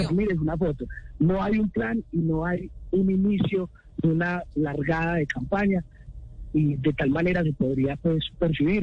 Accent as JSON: {"language": "Spanish", "town": "Medellín", "region": "Antioquia", "country": "Colombia", "said": "Yo también soy de Medellín"}